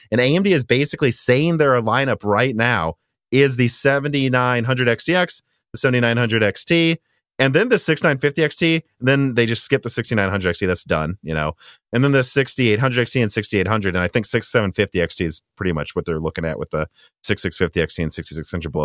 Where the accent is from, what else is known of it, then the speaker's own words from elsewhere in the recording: Minnesota, United States; I'm from Minnesota